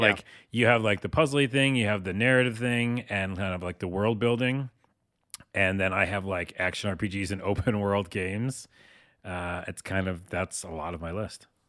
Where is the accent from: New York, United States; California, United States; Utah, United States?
New York, United States; I'm from New York